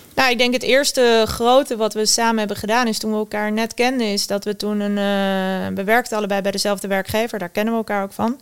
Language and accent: Dutch; Westland, South Holland, Netherlands; Ik kom uit het Westland, waar, waar alle kassen staan